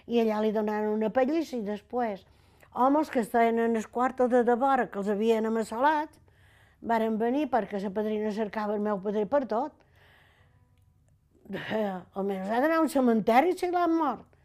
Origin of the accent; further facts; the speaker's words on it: Capdepera, Balearic Islands, Spain; born there; i vaig néixer, a Cap de Pere, jo.